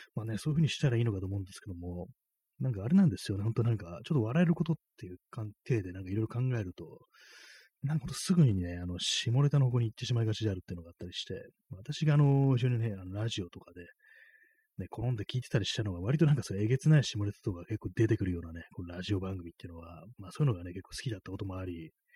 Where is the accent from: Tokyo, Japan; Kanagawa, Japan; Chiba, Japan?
Tokyo, Japan; 私東京出身の人間